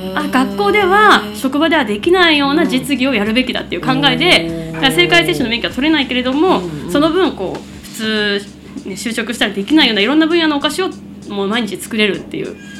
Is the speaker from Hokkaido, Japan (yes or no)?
yes; Kushiro, Hokkaido, Japan; moved away as an adult; also born or lived in Tokyo; now in Machida, Japan; 18まで高校卒業まで釧路市にいて進学をきっかけに東京に上京しました